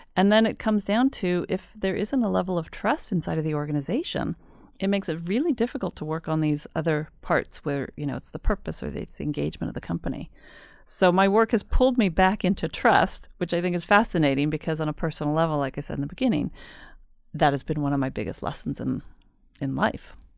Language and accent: English; United States; moved away as an adult; also born or lived in Mexico; now in Sweden; I am half Swedish. but I grew up in the States, so that's why my Swedish is not always a hundred percent